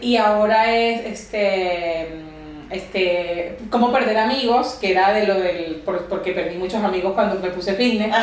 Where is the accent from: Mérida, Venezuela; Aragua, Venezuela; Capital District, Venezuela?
Capital District, Venezuela; Caracas; moved away as an adult; also born or lived in Barquisimeto, Venezuela; now in Barcelona, Spain; soy, como dices tú, venezolana. este, eh, nací en Caracas y luego después estudié terapia ocupacional